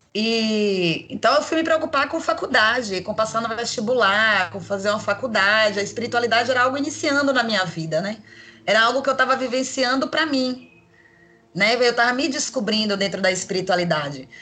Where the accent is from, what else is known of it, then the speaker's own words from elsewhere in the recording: Salvador, Bahia, Brazil; eu sou de Salvador, Bahia